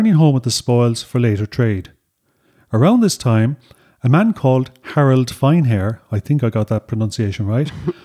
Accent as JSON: {"language": "English", "country": "Ireland", "tie": "born or raised there", "said": "that we learned about in school here in Ireland"}